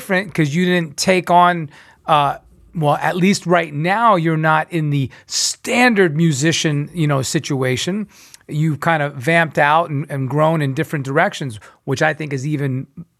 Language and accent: English; New York, United States; now in Los Angeles, United States; I'm originally from New York, East Coast